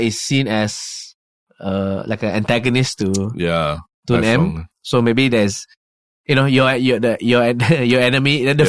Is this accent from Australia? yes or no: no; Malaysia; I didn't do anything to you. I'm from Malaysia.